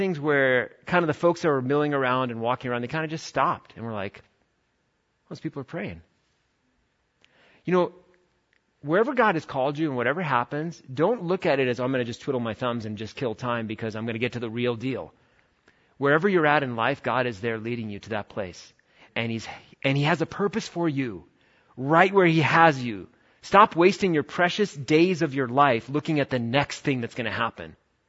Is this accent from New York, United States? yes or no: yes; New York, United States; born or raised there; moved away